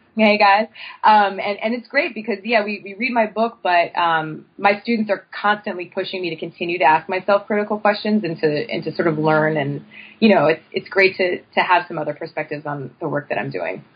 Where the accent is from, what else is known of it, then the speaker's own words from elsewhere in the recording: State College, Pennsylvania, United States; moved away as an adult; also born or lived in Brooklyn; I'm originally from State College, Pennsylvania